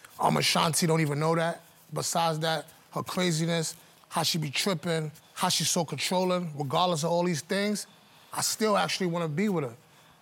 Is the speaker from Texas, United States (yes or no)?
no; New York, United States; I'm born and raised in New York.